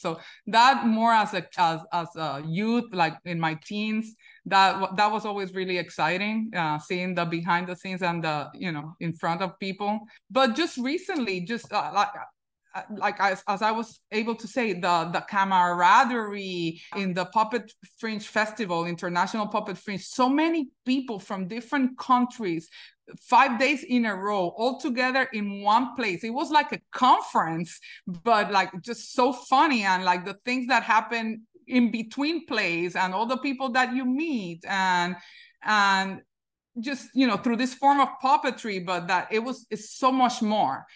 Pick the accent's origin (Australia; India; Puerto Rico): Puerto Rico; now in New York, United States; I grew up in Puerto Rico